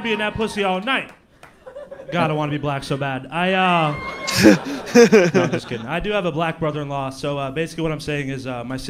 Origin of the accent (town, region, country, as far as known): Orlando, Florida, United States